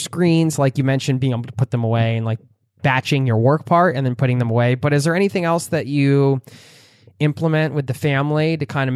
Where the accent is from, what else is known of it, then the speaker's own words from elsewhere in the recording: United States; I'm American